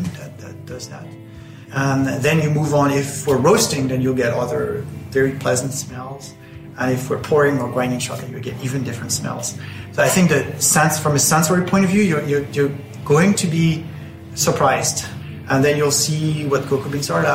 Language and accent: English; France; now in Ireland; I grew up in France.